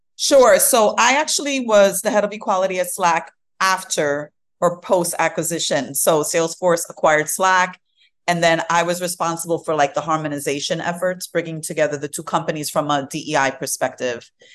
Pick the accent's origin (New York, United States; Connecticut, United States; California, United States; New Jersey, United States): New York, United States; New York City; also born or lived in Fort Greene, Brooklyn / Queens / Manhattan / Bronx; I am mostly Brooklyn uh, bred. So, like, this is where I was raised in Brooklyn